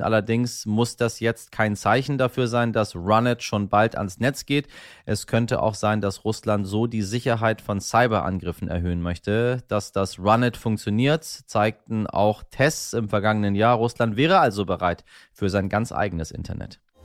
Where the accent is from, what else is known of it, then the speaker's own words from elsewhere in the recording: Hamburg, Germany; als Hamburger glücklicherweise jederzeit mit den Öffis, dem Fahrrad oder der Fähre oder zu Fuß einfach irgendwo hingehen kann